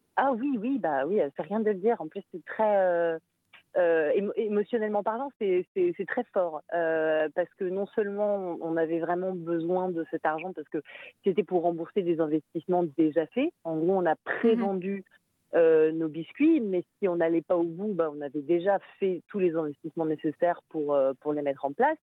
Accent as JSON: {"language": "French", "country": "France", "moved": "yes", "lives_now": "Brussels, Belgium", "said": "je suis française"}